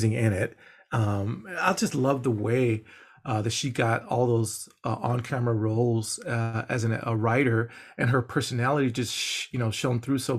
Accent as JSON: {"language": "English", "town": "Los Angeles", "region": "California", "country": "United States", "tie": "born or raised there", "said": "I'm from South Los Angeles. You know, I grew up in a neighborhood that was very rough"}